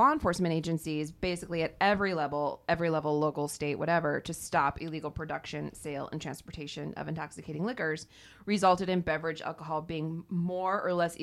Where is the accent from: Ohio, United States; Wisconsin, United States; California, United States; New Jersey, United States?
Ohio, United States; in Ohio, I chose my home state